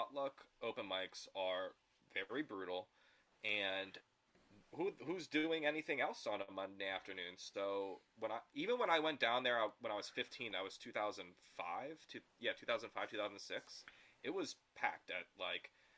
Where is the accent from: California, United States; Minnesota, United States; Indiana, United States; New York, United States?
California, United States; Los Angeles; I moved out to LA when I was like 11.